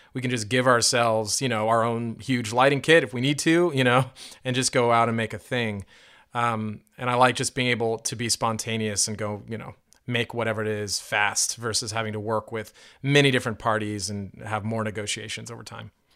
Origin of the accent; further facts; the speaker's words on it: California, United States; moved away as an adult; also born or lived in Indiana; I went to Indiana University after growing up in California and then traveling around, a lot over the years